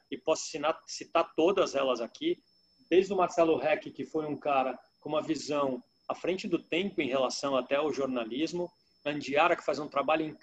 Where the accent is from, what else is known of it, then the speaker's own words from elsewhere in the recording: São Paulo, Brazil; a percepção minha que viajo o mundo, venho de São Paulo, eu acho o povo do Rio Grande do Sul muito hospitaleiro.